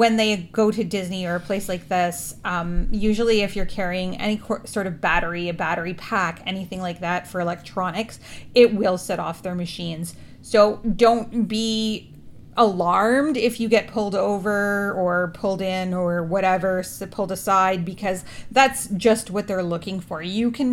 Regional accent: Canada; we're Canadian

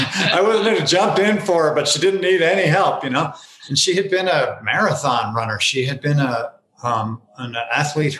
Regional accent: northern New Jersey, United States; I grew up on garbage trucks in northern New Jersey, so it's a little rough inside of this mouth

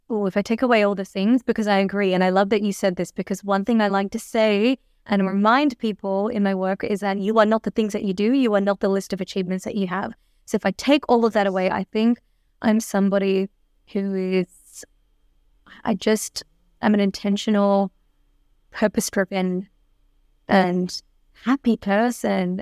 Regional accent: Melbourne, Victoria, Australia; I was born and raised in Melbourne

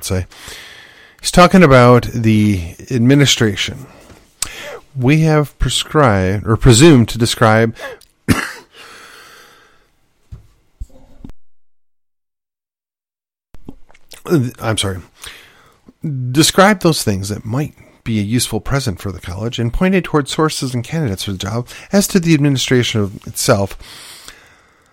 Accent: United States; as an American, as a Yankee gringo

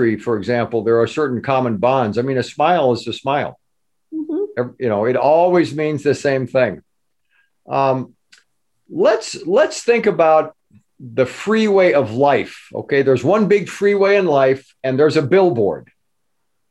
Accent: California, United States; also born or lived in Wisconsin; I'm a cheesehead by birth.

